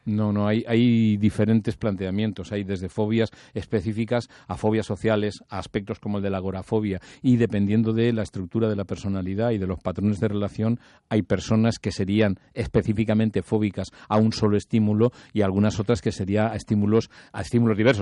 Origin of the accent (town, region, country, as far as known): Spain